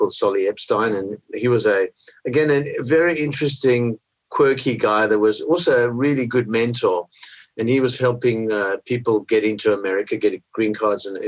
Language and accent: English; Cape Town, Western Cape, South Africa; now in Australia; I grew up in Cape Town